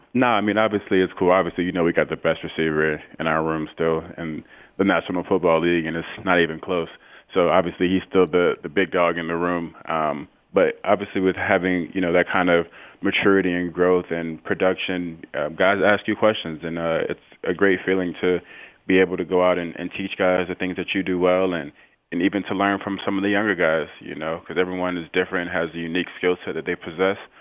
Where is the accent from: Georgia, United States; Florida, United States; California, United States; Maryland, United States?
Florida, United States; St. Petersburg; also born or lived in Tampa, Florida; I'm from Saint Petersburg, Florida